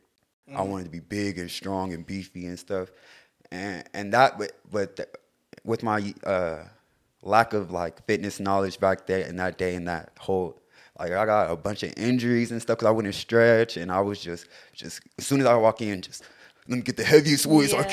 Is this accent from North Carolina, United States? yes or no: no; Lakewood, California, United States; I'm from Lakewood, California